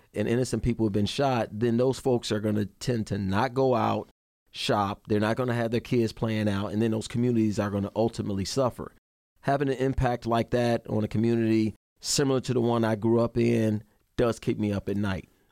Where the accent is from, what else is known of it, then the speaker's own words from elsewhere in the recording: Chicago, Illinois, United States; moved away as an adult; I'm born and raised in Chicago, Illinois. I left there in 86 to join the Army